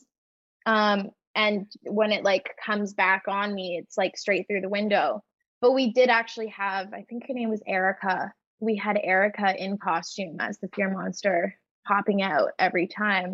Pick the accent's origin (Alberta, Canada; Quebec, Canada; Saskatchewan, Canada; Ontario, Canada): Ontario, Canada; Toronto; they filmed it in my hometown